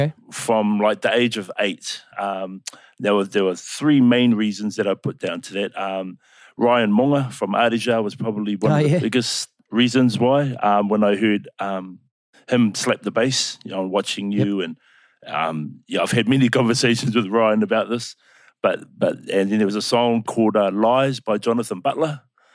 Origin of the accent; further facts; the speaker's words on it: Upper Hutt, Wellington, New Zealand; Yeah, born in Upper Hutt. Spent a lot of time. I was raised in the Wellington region as a whole. Spent a lot of my time out on the Kapiti Coast, Paraparaumu.